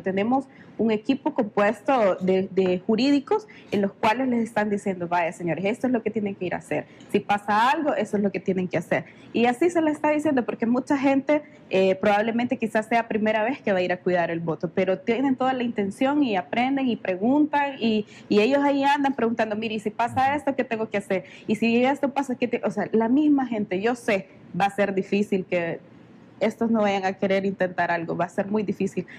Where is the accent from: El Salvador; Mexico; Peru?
El Salvador; La Libertad; Soy del Departamento de la Libertad